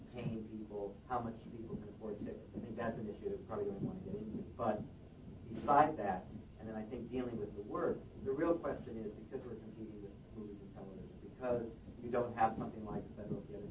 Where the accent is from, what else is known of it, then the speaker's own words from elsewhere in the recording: San Francisco, California, United States; now in New York, United States; I'm from San Francisco